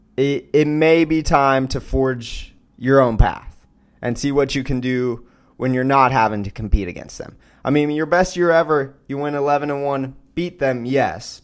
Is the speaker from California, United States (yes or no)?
no; Austin, Texas, United States; I grew up in Austin